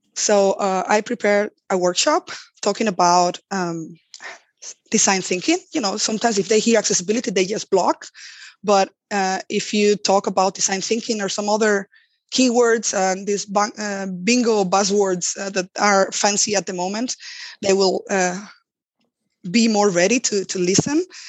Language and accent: English; Spain; moved away; also born or lived in Germany; I come from Spain